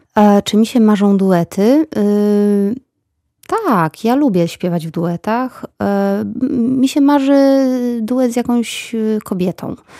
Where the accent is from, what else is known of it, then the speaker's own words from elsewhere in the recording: Bielawa, Lower Silesian Voivodeship, Poland; moved away as an adult; also born or lived in Wrocław; Wychowywałam się w mieście Bielawa, później pojechałam na studia do Wrocławia